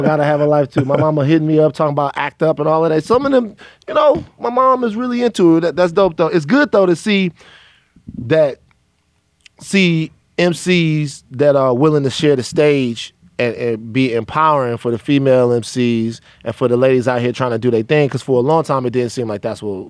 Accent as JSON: {"language": "English", "region": "the South", "country": "United States", "said": "Megan, I'm from the South."}